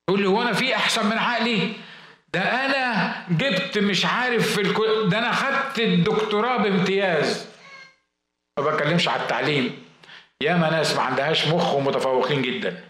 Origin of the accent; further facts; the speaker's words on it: Egypt; هو انا هندي يعني ما انا مصري يعني